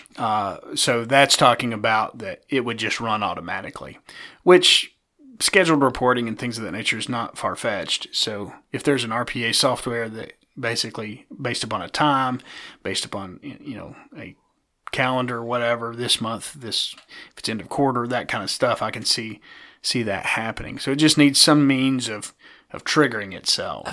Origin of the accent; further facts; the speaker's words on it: East Tennessee, United States; accent: East Tennessee; my East Tennessee accent